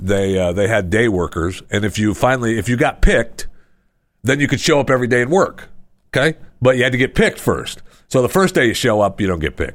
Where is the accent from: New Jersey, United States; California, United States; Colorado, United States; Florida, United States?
Florida, United States; I mean, I'm from Florida.